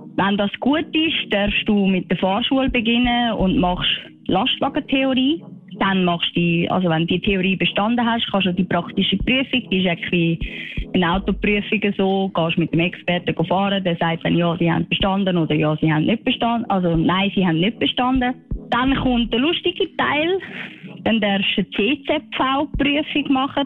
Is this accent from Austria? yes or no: no; Switzerland; Bei uns in der Schweiz